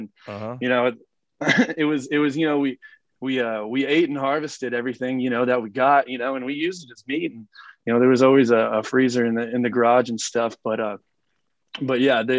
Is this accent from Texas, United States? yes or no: yes; Midland, Texas, United States; I grew up in Midland, and where there's just not much water.